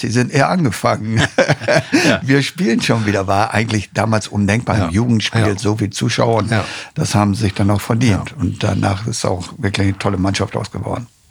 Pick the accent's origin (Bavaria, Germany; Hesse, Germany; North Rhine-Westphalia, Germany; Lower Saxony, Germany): Lower Saxony, Germany; Osnabrück; Ich war ja selber aus Osnabrücke